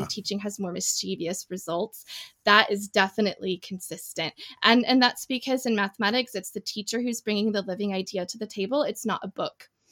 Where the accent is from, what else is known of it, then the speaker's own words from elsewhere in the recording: Indiana, United States; moved away as an adult; also born or lived in northwest of England; now in United Kingdom; I am an American expat. I grew up in in Indiana. And now I live in the northwest of England